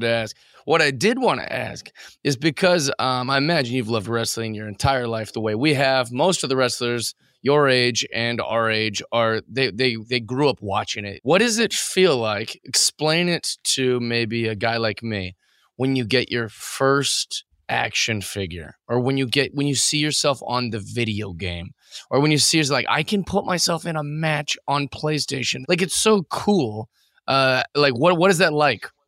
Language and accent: English; Kent, Washington, United States; I am from Kent, Washington